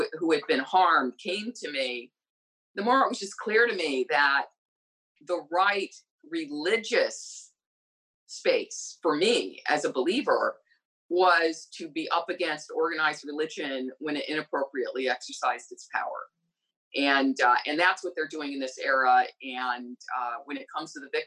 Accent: Wheaton, Illinois, United States; I was raised in Wheaton, Illinois, where the evangelicals essentially ran the government and the schools.

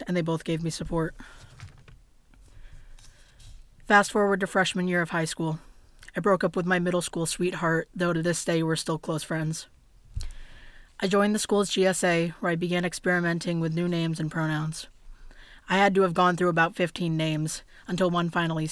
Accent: Hudson Falls, New York, United States; I was born in Glens Falls, New York, into a family of five, now eight, and raised in Hudson Falls

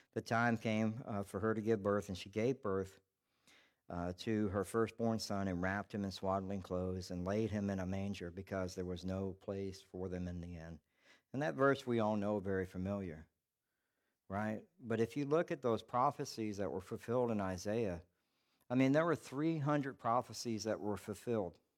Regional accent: Charleston, South Carolina, United States; I'm from Charleston, South Carolina

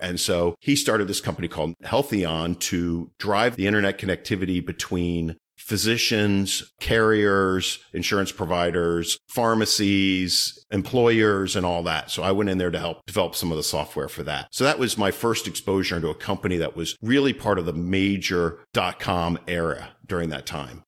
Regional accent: Northern Virginia, United States; moved away as an adult; also born or lived in Baltimore area / California; I was from Northern Virginia

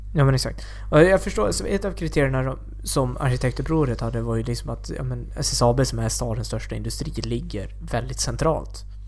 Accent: Borlänge, Dalarna County, Sweden; nu är jag uppvuxen på landsbygden utanför Borlänge

